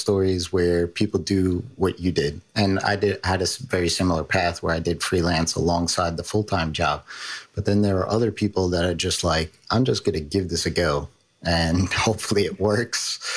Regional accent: New York, United States; accent: New York; I got my New York accent.

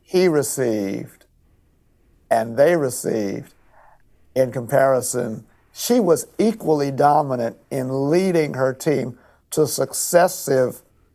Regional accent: Mississippi, United States; growing up in Mississippi during the time of Lucy Harris

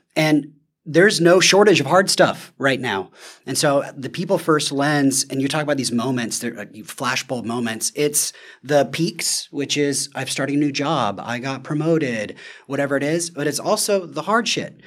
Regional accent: the South, United States; I'm from the South

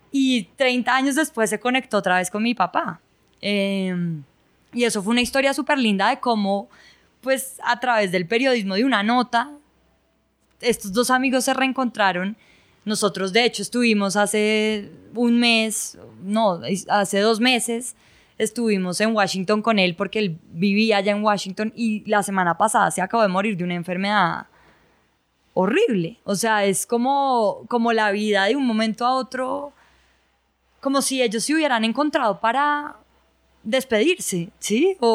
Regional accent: Ibagué, Tolima, Colombia; born there; Por eso yo nací en Ibagué.

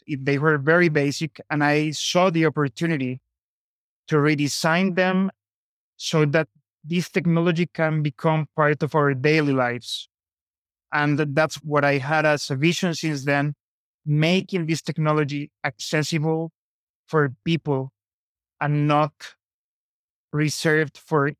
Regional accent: Colombia; born there; I was born in Colombia, as I mentioned

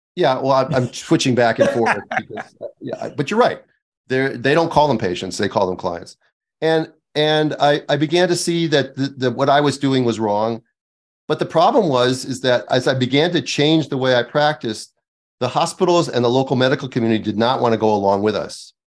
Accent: Midwest, United States; moved away; I'm from the Midwest

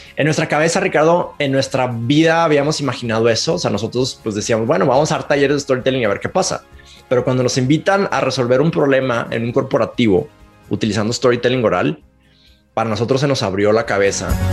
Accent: Monterrey, Nuevo León, Mexico; accent: Monterrey; now in Mexico City, Mexico; nací en Monterrey. Para los que, si nos están escuchando en México, ya se van a dar cuenta que tengo un acento de Monterrey, aunque vivo en la Ciudad de México

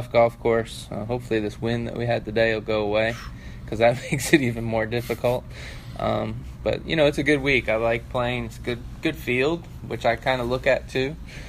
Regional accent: Cleveland, Ohio, United States; You know, I'm from Cleveland originally, so try to come back and play in Ohio.

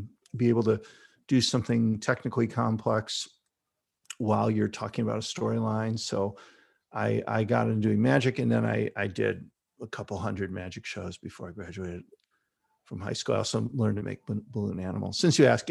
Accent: Chicago, Illinois, United States; So I grew up in Chicago, on the north side of Chicago. I went to Chicago Public Schools

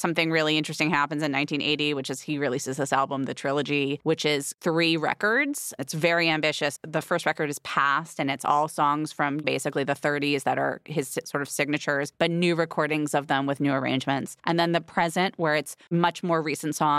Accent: Los Angeles, California, United States; Growing up in Los Angeles

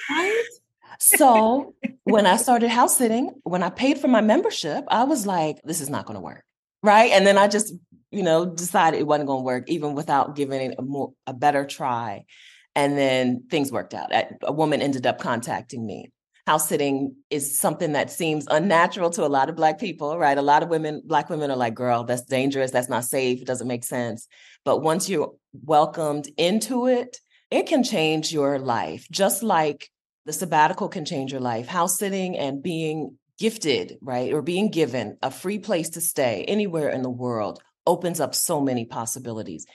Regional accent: Westerville, Ohio, United States; growing up in Westerville, Ohio

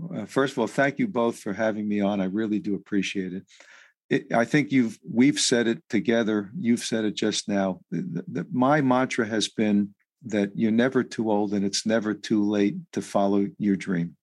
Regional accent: New York City, New York, United States; I was raised in New York City

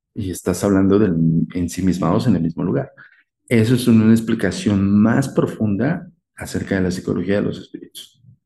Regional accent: Mexico; nosotros como mexicanos

